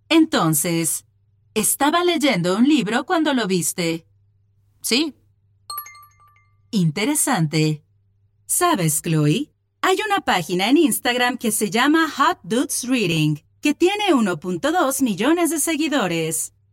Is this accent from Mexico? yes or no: yes; Mexico; now in Madrid, Spain; Empezamos a hablar sobre café y le dije que vengo de México y que a mi mamá siempre le gustó el café de allá, etc.